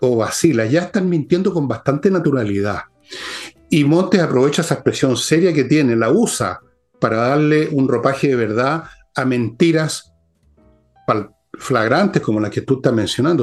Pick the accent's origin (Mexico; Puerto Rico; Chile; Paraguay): Chile